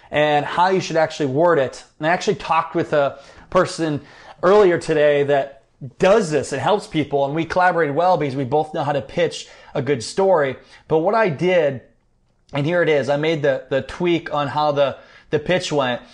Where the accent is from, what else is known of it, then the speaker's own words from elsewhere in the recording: Iowa, United States; I'm from Iowa, kinda Midwestern connection there